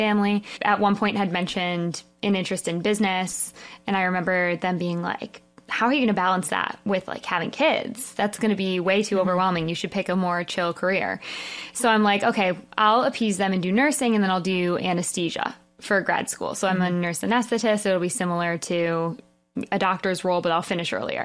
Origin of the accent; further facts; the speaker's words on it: Detroit, Michigan, United States; I'm from Michigan, suburbs of Detroit.